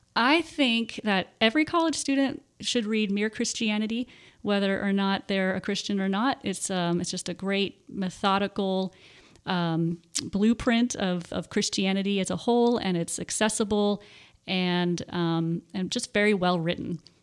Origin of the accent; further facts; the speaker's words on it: Warminster, Pennsylvania, United States; moved away as an adult; also born or lived in Texas; now in Tennessee, United States; I grew up in Warminster, Pennsylvania, and that is about forty-five minutes to an hour, uh, north of Philadelphia